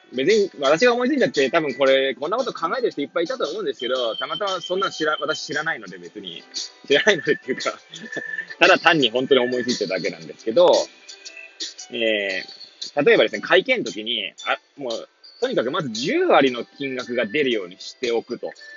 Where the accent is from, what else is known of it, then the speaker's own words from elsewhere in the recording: Hachioji, Tokyo, Japan; moved away as an adult; now in Kamaishi, Japan; 八王子生まれ、八王子育ち